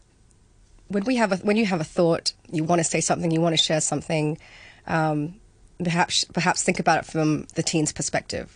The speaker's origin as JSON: {"language": "English", "country": "Hong Kong", "tie": "born or raised there", "said": "having grown up here"}